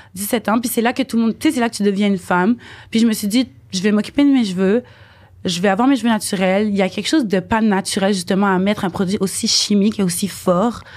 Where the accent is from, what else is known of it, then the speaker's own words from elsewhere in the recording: Montreal, Quebec, Canada; je suis née ici, à Montréal